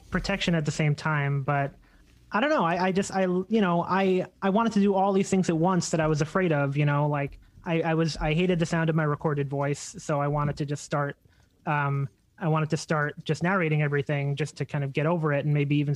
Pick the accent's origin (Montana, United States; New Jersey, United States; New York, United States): New York, United States; Long Island; I grew up mostly in Long Island